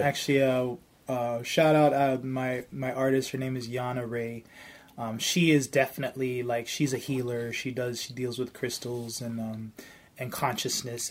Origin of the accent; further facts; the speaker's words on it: Toronto, Ontario, Canada; I'm from Toronto